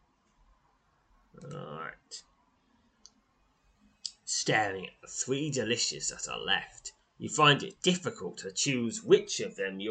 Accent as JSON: {"language": "English", "country": "United Kingdom", "said": "I'm British"}